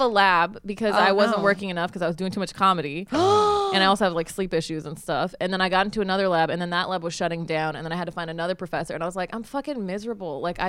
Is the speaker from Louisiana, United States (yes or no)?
no; Utah, United States; also born or lived in Texas; now in Los Angeles, United States; my parents live in Utah. I was born in Texas, grew up in Utah.